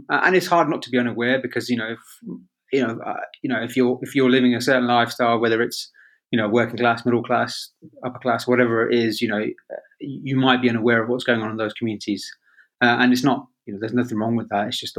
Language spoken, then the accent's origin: English; Birmingham, West Midlands, United Kingdom; moved away; also born or lived in Leamington; I came from a working class background in Birmingham. I was born and raised in Borsaleigh, and before we moved to Leamington, we were poor. You know, we were council housed